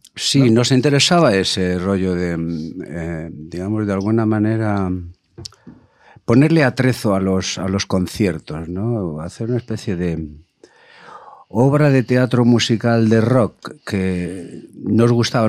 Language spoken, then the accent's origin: Spanish; Madrid, Community of Madrid, Spain; he nacido en Chamberí